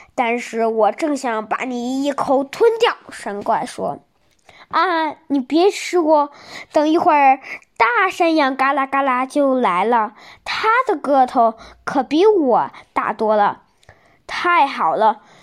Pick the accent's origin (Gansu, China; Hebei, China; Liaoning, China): Hebei, China; Shijiazhuang; 我来自河北石家庄